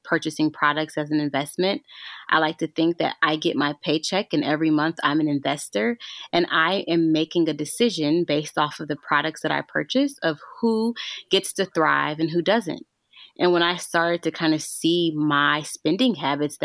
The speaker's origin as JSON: {"language": "English", "region": "Arkansas", "country": "United States", "tie": "born or raised there", "said": "I grew up in Arkansas. I grew up in the South"}